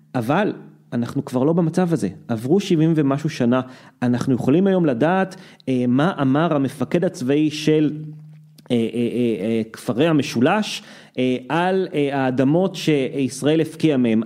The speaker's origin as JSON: {"language": "Hebrew", "country": "Israel", "said": "אנחנו שגדלנו פה"}